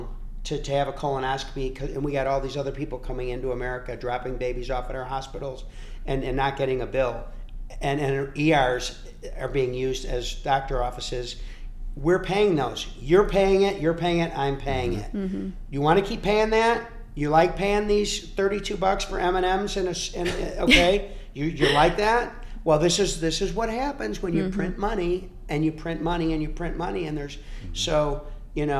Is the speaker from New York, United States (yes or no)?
no; Cary, Illinois, United States; I'm from Cary, Illinois, and I went to the Tracks, which is the pub in Cary